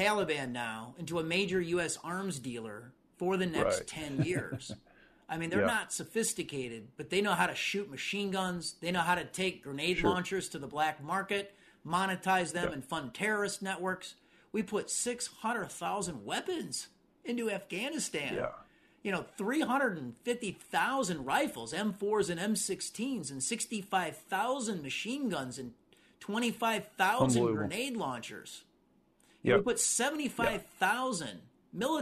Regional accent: Illinois, United States; I'm from Illinois

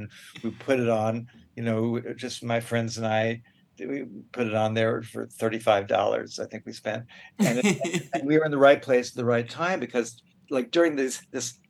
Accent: New York City, New York, United States; I grew up in New York City

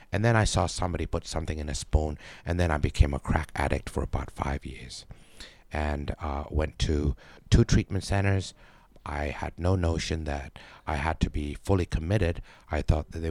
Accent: Bangkok, Thailand; born there; I was born in Bangkok and I spent most of my life uh, out of Thailand. I've only been back here for about 12 years.

